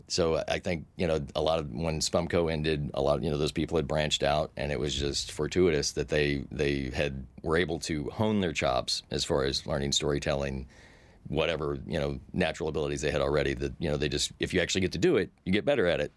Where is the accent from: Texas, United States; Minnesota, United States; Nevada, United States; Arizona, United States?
Texas, United States; moved away; I'm from Texas